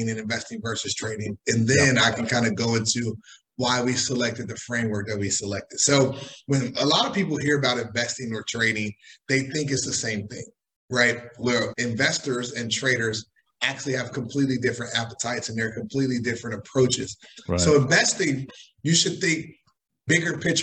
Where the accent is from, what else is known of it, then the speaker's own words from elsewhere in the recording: Chicago, Illinois, United States; also born or lived in New York; now in Miami, United States; I'm originally from Chicago. I went to school in New York, and I am currently based in Miami